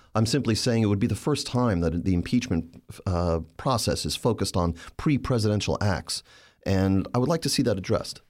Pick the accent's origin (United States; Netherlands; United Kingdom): United States; New York City, New York; Staten Island, which is my hometown in New York